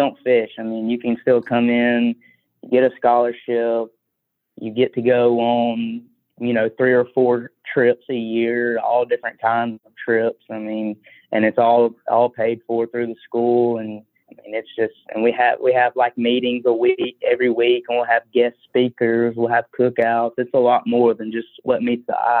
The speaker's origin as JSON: {"language": "English", "town": "Bessemer", "region": "Alabama", "country": "United States", "tie": "born or raised there", "said": "I grew up in the Bessemer McCalla area. I went to McAdory"}